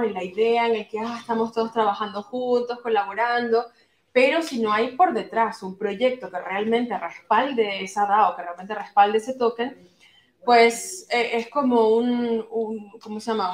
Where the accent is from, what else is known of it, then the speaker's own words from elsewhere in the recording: Venezuela; now in Turkey; yo soy venezolana, actualmente vivo en Turquía y estoy de paso aquí en Madrid una semana